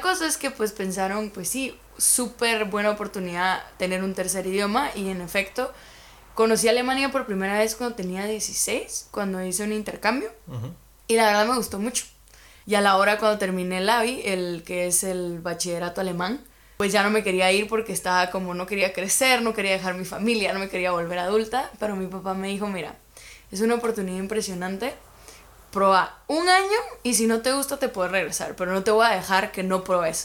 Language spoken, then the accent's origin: Spanish; Guatemala; moved away as an adult; now in Germany; soy de Guatemala